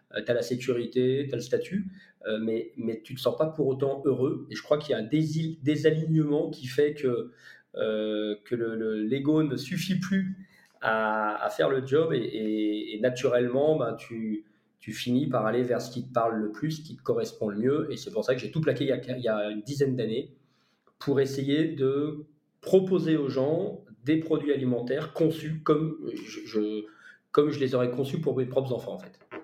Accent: Lyon, Auvergne-Rhône-Alpes, France; j'ai grandi à Lyon également

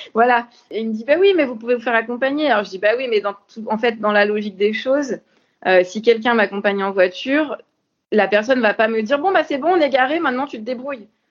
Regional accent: Orléans, Centre-Val de Loire, France; j'habitais pas Paris ni la région parisienne, j'étais d'Orléans

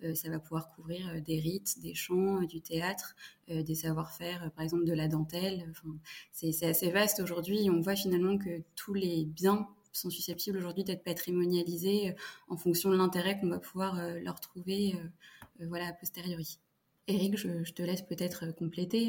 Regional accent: Fontainebleau, Île-de-France, France; j'ai grandi à Fontainebleau, donc dans le, le sud de Paris, en Ile-de-France

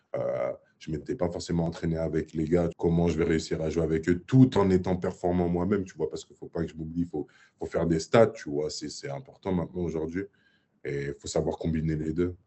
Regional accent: Paris, Île-de-France, France; moved away as an adult; also born or lived in Gravelines / Serbia / Chicago; j'ai grandi à Paris

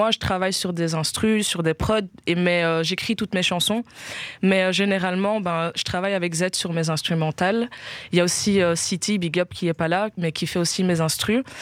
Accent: Guinea; euh, alors, on est guinéenne

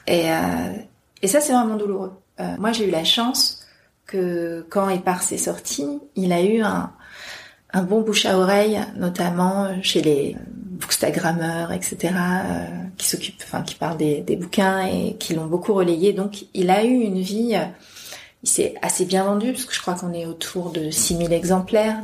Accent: Amiens, Hauts-de-France, France; je viens d'Amiens, donc, je suis en province, je ne suis pas parisienne

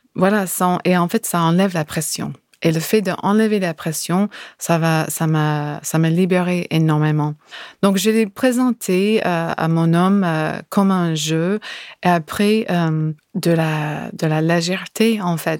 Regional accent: California, United States; French is a second language; now in France; je suis de Californie

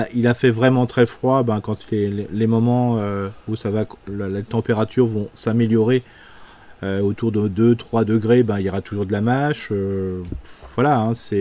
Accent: Alsace, Grand Est, France; chez nous en Alsace

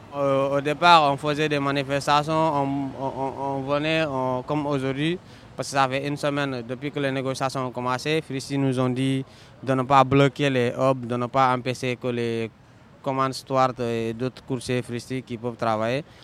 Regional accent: Senegal; now in Paris, France; je suis sénégalais

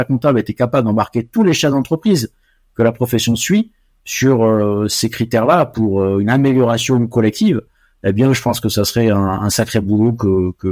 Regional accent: Côte d’Ivoire; born there; also born or lived in Morocco / Senegal; j'ai vécu 20 ans, je suis né en Côte d'Ivoire, j'ai vécu ensuite au Maroc et au Sénégal

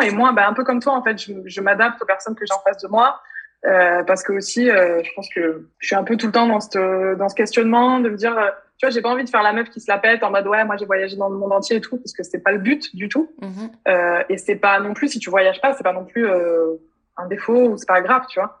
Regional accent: France; moved away as an adult; also born or lived in London; c'est quand même plus de trois ans que j'ai quitté la France

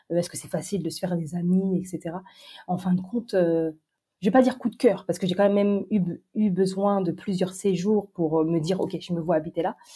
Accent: France; moved away as an adult; also born or lived in Orléans / Paris; now in Hong Kong; je suis française.

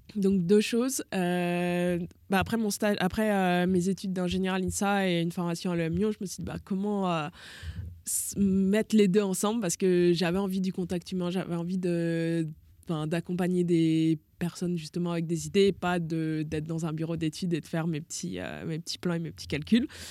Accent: Lyon, Auvergne-Rhône-Alpes, France; moved away; also born or lived in Toulon; moi je viens de Lyon, donc Lyon euh, à la grande époque de l'OL

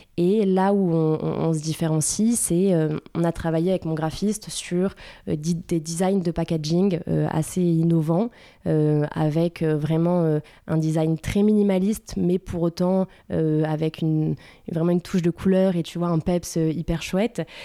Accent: Bordeaux, Nouvelle-Aquitaine, France; je suis une vraie bordelaise. Je viens euh, de, Bordeaux

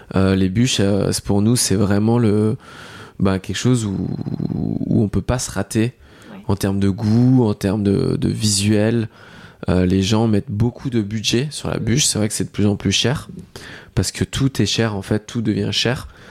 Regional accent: Lorraine, Grand Est, France; je suis originaire de Lorraine

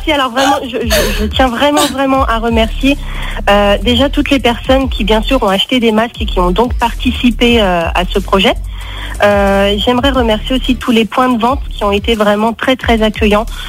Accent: Mornant, Auvergne-Rhône-Alpes, France; Je viens de Mornan, euh, dans les alentours de Lyon

